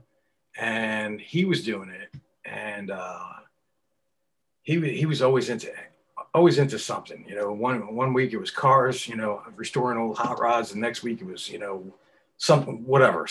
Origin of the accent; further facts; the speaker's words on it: New York City, New York, United States; also born or lived in Long Island / Queens; I grew up in New York and city boy and Long Island too